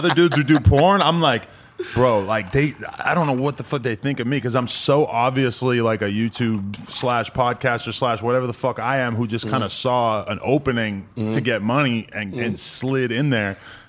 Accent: New Hampshire, United States; New Hampshire?

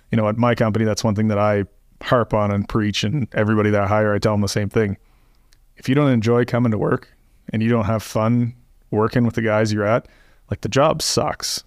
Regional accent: Canada; moved away; I'm from Canada originally

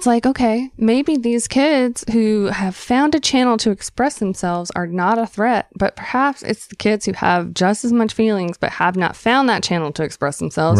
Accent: the South, United States; And I actually had that moment because we're from the South.

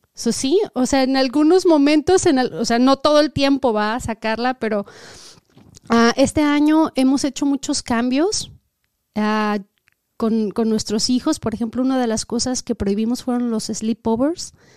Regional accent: Mexico; now in United States; nosotros venimos de México

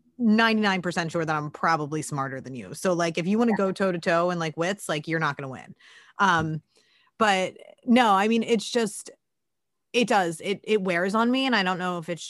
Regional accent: Philadelphia, Pennsylvania, United States; I'm Irish and from Northeast Philly

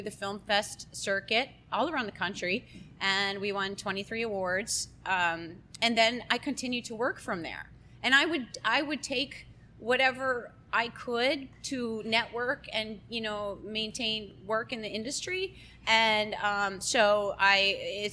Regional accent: Minneapolis, Minnesota, United States; moved away as an adult; now in Florida, United States; I'm originally from Minneapolis, Minnesota, and I moved down to Florida. I was probably 18 years old

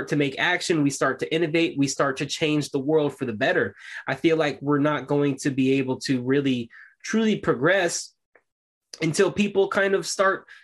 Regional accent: United States; I'm an American. We're all Americans.

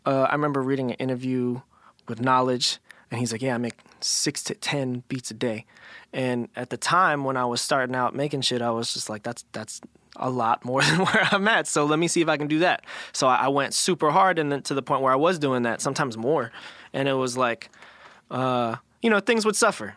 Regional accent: Philadelphia, Pennsylvania, United States; also born or lived in Los Angeles; I was in Philly for, like, first, like, I don't know however many first years of my life, and then my, my family progressively would move into, like, a suburb, like, outside

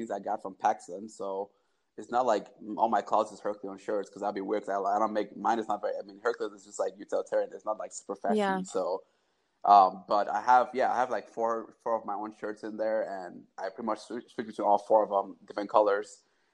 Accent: Cameroon; I'm from Cameroon

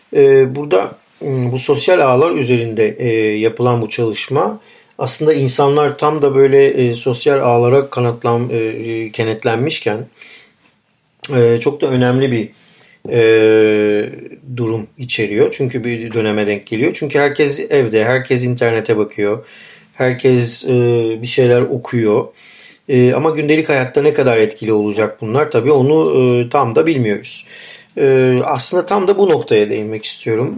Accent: Turkey

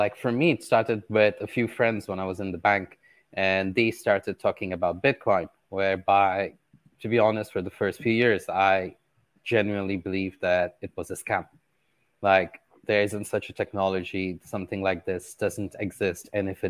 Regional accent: Qatar; Well, born and raised in Qatar.

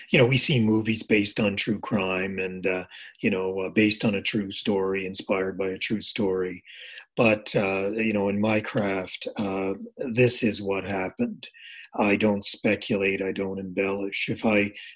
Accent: Nova Scotia, Canada; I'm from Nova Scotia.

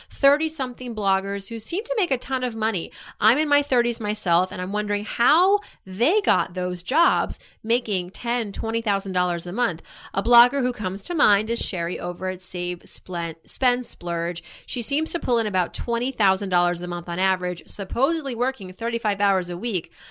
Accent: Canada

